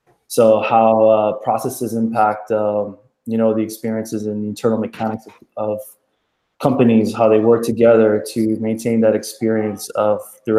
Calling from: Miami, Florida, United States; Right now I'm joining you from Miami, Florida.

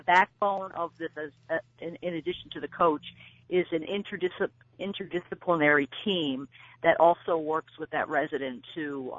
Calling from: New Hampshire, United States; I am calling from New Hampshire.

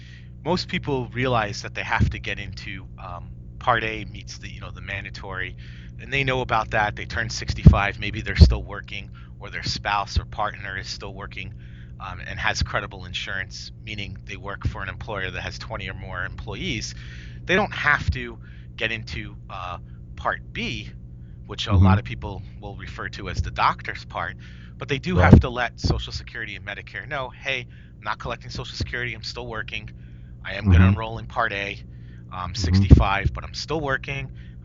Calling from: White Plains, New York, United States; White Plains, New York.

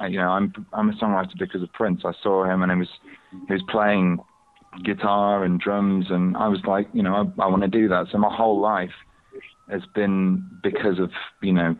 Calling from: London, United Kingdom

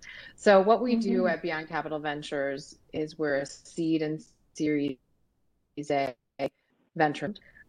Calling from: Dallas, Texas, United States; I am dialing from Dallas, Texas.

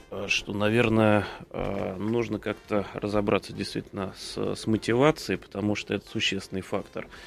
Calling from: Vladimir, Vladimir Oblast, Russia; Я из Владимира звоню.

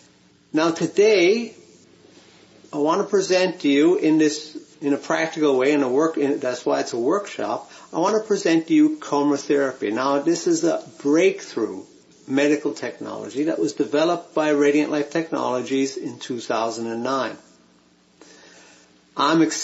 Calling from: Vancouver, British Columbia, Canada; it's my pleasure to be here with you today. I'm joining you from Vancouver, Canada

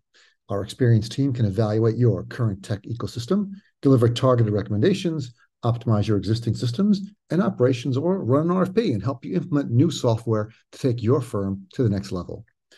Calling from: Sayreville, New Jersey, United States; I'm in Sayreville, New Jersey.

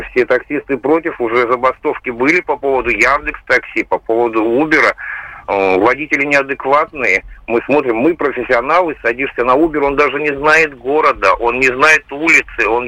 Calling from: Novosibirsk, Novosibirsk Oblast, Russia; А, здравствуйте, Андрей. Я звоню вам из Новосибирска.

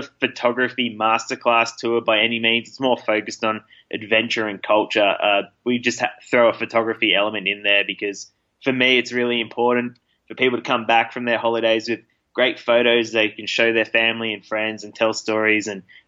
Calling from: Bishkek, Chuy Region, Kyrgyzstan; Calling in from Bishkek, the capital city of Kyrgyzstan.

